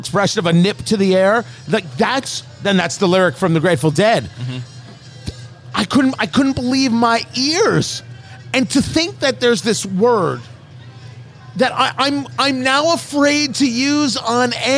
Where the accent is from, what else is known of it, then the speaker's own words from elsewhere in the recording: New Jersey, United States; now in Indianapolis, United States; growing up in New Jersey